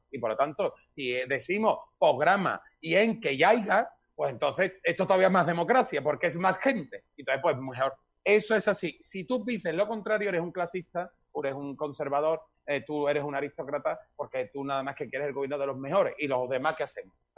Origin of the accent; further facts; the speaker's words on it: Seville, Andalusia, Spain; yo soy andaluz, sevillano